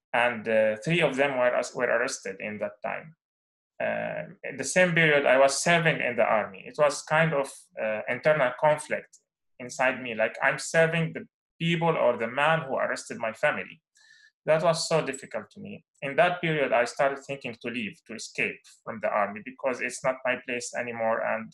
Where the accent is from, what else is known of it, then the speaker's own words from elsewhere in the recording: Salamiyah, Hama Governorate, Syria; moved away as an adult; also born or lived in Lebanon; now in Padua, Italy; I'm from Syria, from the province of Hama, from a small city called Thalamia in the center of Syria. I live today in Italy, in the city of Padua.